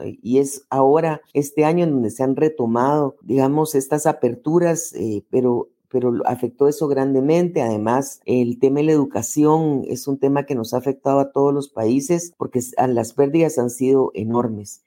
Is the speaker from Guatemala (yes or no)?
yes; Guatemala; soy guatemalteca